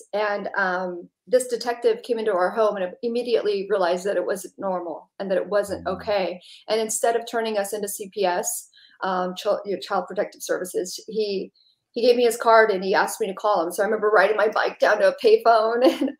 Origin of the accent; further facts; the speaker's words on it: California, United States; also born or lived in Dallas; Lived all over Southern California, Native American reservation, Manzanita, on and off too. But I was born in Dallas, but it was all over.